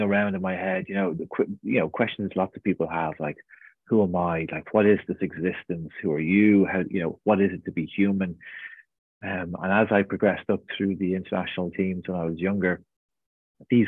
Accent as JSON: {"language": "English", "town": "Portmarnock", "region": "Leinster", "country": "Ireland", "tie": "born or raised there", "said": "I was born and raised in North County Dublin on the beach there in Portmarnock"}